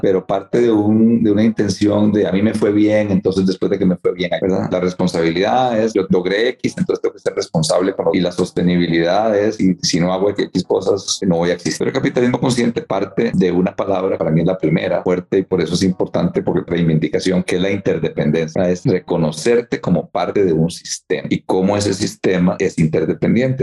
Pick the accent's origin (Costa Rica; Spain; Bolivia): Costa Rica; San José; yo nací en Costa Rica, en San José